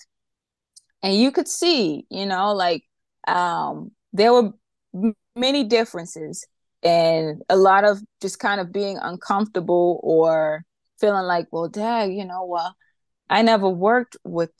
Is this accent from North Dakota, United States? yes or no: no; New York, United States; I grew up in New York